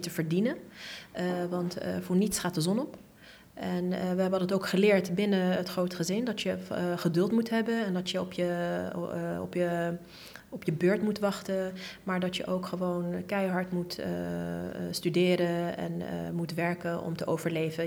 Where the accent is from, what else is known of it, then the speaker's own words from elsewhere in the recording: The Hague, South Holland, Netherlands; Ik ben geboren en getogen in Den Haag.